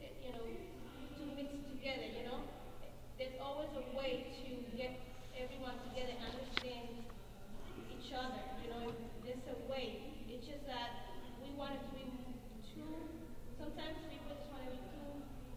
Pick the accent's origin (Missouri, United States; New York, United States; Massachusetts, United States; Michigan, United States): Massachusetts, United States; Boston; I'm from Boston